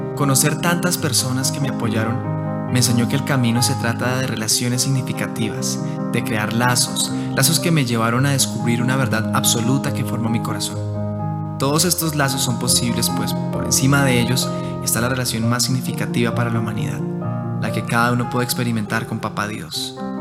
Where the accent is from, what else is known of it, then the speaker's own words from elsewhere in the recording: Soacha, Cundinamarca, Colombia; also born or lived in Bogotá; en ese lugar crecí, se llama Suacha